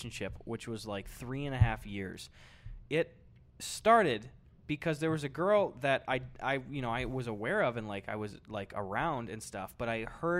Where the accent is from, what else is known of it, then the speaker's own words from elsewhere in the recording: Wisconsin, United States; I grew up in Wisconsin